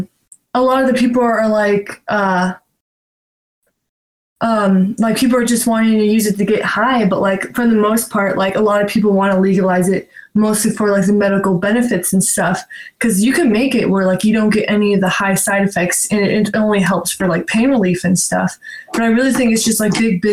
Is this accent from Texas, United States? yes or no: no; California, United States; I'm from California